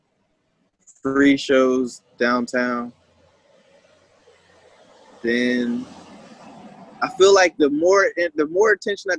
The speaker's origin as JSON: {"language": "English", "town": "Wilmington", "region": "Delaware", "country": "United States", "tie": "born or raised there", "said": "I'm from Wilmington"}